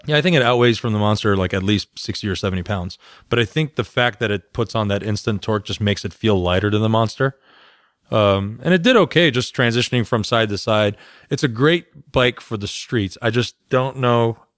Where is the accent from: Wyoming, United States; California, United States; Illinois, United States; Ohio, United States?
California, United States; moved away; I'm from California.